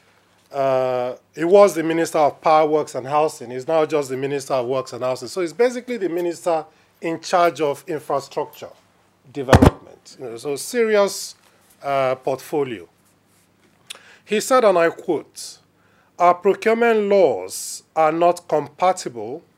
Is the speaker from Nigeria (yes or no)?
yes; Nigeria; moved away; as a Nigerian